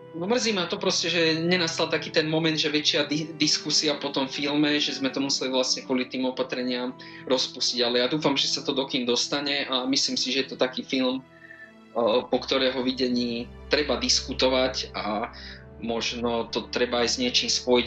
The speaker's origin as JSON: {"language": "Slovak", "region": "central Slovakia", "country": "Slovakia", "moved": "yes", "lives_now": "Bratislava, Slovakia", "said": "ja som síce zo stredného Slovenska"}